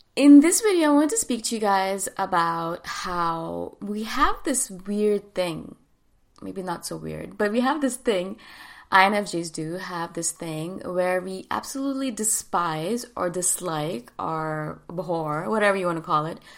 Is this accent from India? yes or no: yes; India; moved away; also born or lived in Thailand; I'm from India